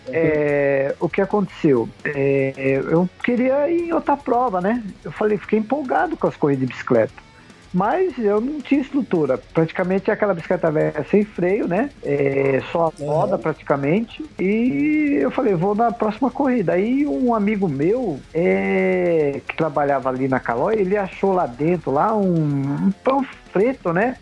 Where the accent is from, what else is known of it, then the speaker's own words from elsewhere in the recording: Pernambuco, Brazil; now in São Paulo, Brazil; a gente é de Pernambuco